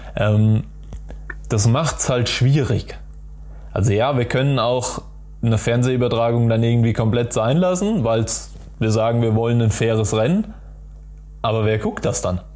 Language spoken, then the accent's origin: German; Dreieich, Hesse, Germany; also born or lived in Darmstadt; ich bin in Dreiser aufgewachsen